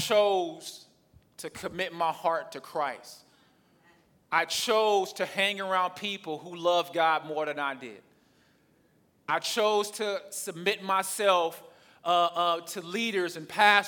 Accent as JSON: {"language": "English", "region": "the South", "country": "United States", "accent": "southern", "said": "my southern accent or my southern slang"}